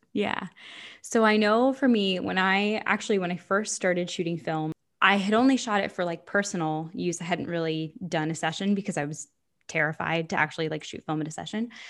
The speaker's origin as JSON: {"language": "English", "region": "Florida", "country": "United States", "moved": "yes", "said": "I'm from Florida"}